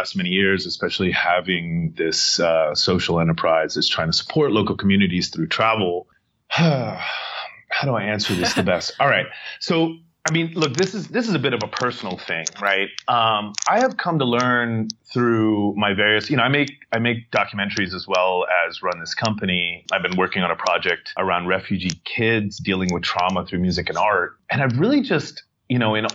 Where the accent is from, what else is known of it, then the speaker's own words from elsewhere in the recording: Santa Monica, California, United States; I grew up in Venice and Santa Monica here in California